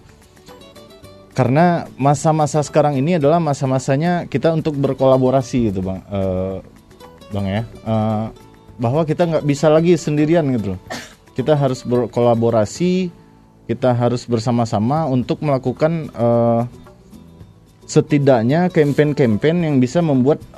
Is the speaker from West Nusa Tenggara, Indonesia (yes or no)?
no; West Sumatra, Indonesia; kalau sesuai juga dengan filosofi kita sebagai orang Minang ya.